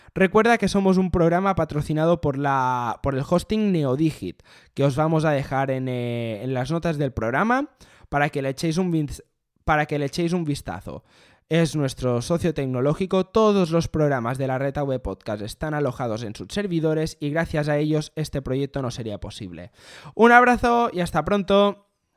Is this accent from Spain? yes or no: yes; Spain; yo soy español